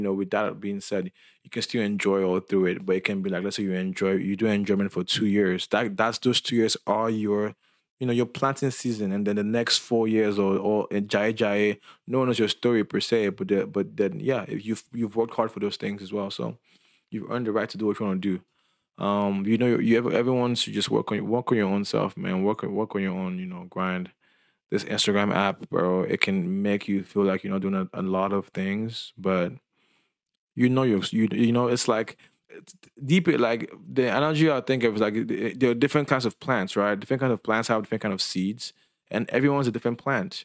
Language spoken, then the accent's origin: English; Lagos, Nigeria; I'm Nigerian, and I'm from Lagos